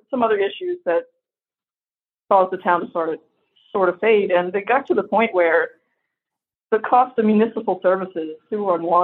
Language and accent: English; Louisiana, United States; moved away; I'm from Louisiana. There's a festival for everything